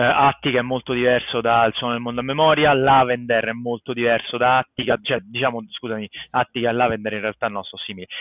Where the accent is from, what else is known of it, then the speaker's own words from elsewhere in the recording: Rome, Lazio, Italy; moved away as an adult; also born or lived in United States / Finland; sono cresciuto a Magliana